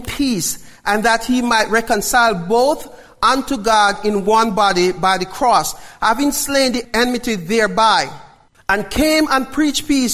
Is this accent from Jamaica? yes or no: yes; Jamaica; I'm still a Jamaican